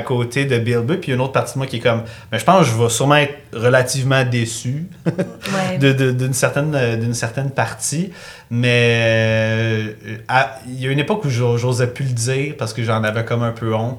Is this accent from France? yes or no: no; Granby, Quebec, Canada; je viens de Grimby